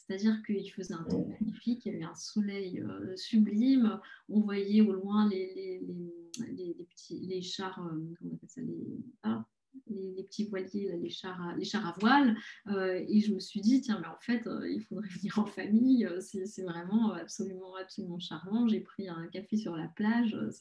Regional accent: Paris, Île-de-France, France; je suis parisienne, j'adore Paris et je n'ai pas vraiment envie de vivre ailleurs

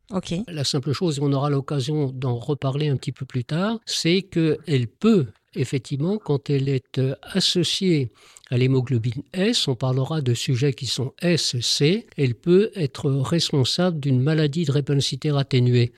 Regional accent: Paris, Île-de-France, France; je suis parisien, je travaille à Paris

